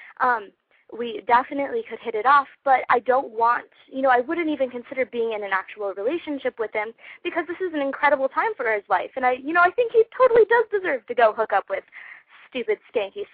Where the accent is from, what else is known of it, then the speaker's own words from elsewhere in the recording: Las Vegas, Nevada, United States; I'm from Las Vegas, Nevada, so that's where this call is